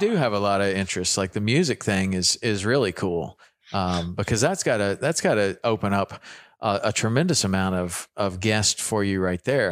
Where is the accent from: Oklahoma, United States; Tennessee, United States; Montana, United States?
Tennessee, United States; Chattanooga; moved away as an adult; also born or lived in Jackson, Wyoming; Me and me and Carter are both Tennessee boys